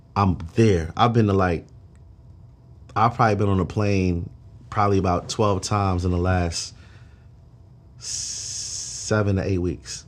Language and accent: English; New York City, New York, United States; now in Atlanta, United States; I'm from Flatbush, Brooklyn